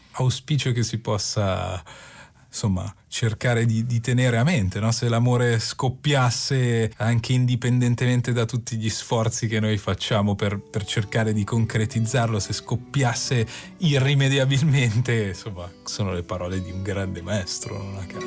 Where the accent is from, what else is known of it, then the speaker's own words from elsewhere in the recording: Milan, Lombardy, Italy; io sono di Milano